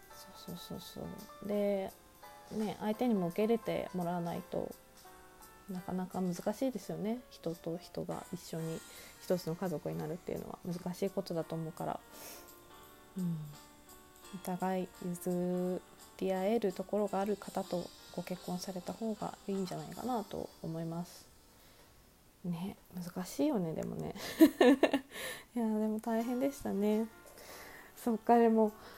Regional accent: Nagano, Japan; moved away; also born or lived in Tokyo; 私、長野が出身地なんですけど、まあ、長野のね、田舎で育って

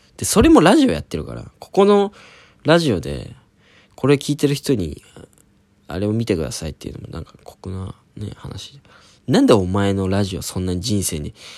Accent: Oita, Japan; now in Tokyo, Japan; 俺大分出身

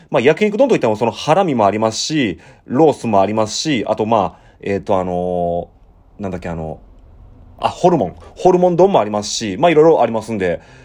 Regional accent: Ikeda, Osaka, Japan; accent: western Osaka Kansai dialect; also born or lived in Shiga Prefecture; now in Kobe, Japan; 僕も大阪の、あの、池田市って言いまして、まあ、あの、豊中とか、まあ、伊丹空港のあるところらへん、あの辺出身で

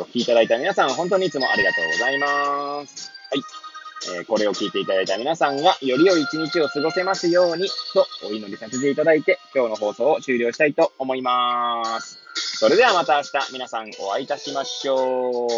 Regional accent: Hachioji, Tokyo, Japan; moved away as an adult; now in Kamaishi, Japan; 八王子育ち、震災の前の年から釜石で働くポンコツ

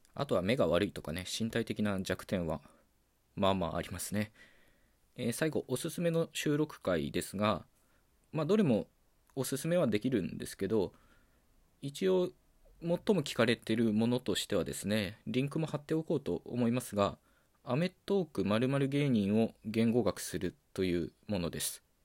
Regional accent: Okayama, Japan; first language Japanese; 岡山県出身の20代

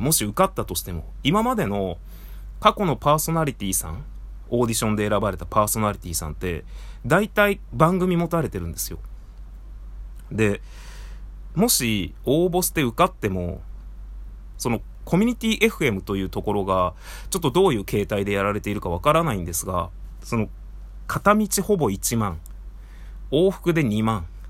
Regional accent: Tajimi, Gifu, Japan; moved away as an adult; 僕、出身岐阜県の多治見市なんですが

